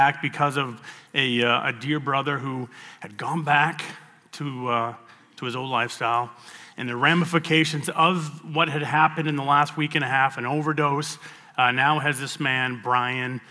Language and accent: English; Bangor, Maine, United States; now in Portland, United States; my hometown of Bangor, Maine